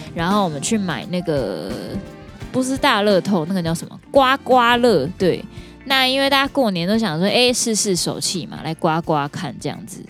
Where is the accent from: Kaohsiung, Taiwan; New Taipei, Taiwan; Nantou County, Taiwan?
Kaohsiung, Taiwan; 我小时候住在一个比较小的村镇，叫做大林埔